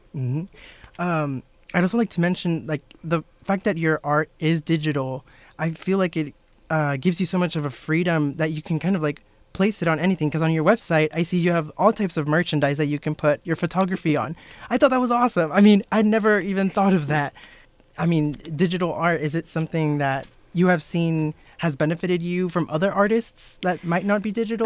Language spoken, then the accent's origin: English; South Texas, United States; I'm from South Texas